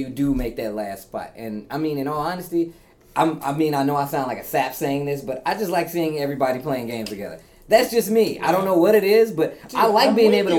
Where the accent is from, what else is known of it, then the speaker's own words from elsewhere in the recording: Midwest, United States; accent: Midwest; I can't help the way I say Xavier, man. It's just the Midwest.